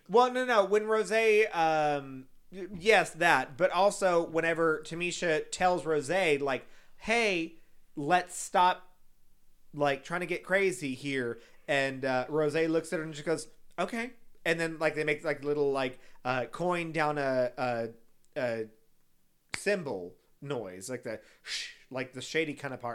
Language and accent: English; San Antonio, Texas, United States; I'm from San Antonio